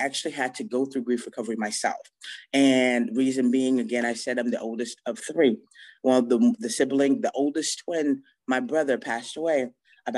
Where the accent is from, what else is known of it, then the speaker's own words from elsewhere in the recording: Gainesville, Florida, United States; I am from Gainesville, Florida